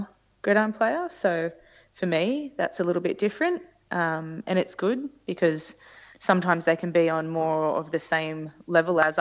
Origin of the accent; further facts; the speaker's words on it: Newcastle, New South Wales, Australia; I'm from Newcastle, so I've been traveling to and from Sydney for work